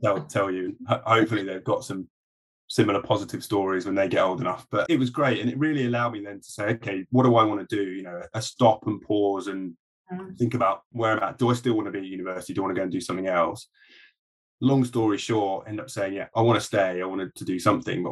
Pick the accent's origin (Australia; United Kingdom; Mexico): United Kingdom; Surrey, South East England; also born or lived in Sheffield / London; I grew up in Surrey, so I didn't live far from London.